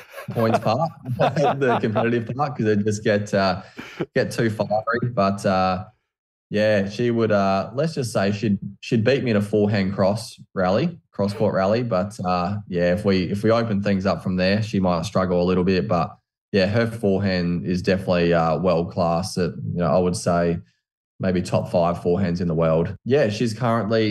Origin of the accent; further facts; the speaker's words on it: Australia; I'm from Australia